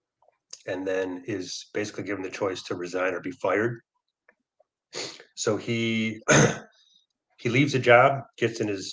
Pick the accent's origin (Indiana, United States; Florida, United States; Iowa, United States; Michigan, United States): Michigan, United States; also born or lived in Milwaukee; now in San Francisco Bay Area, United States; I grew up in Michigan. So I've always been a Michigan guy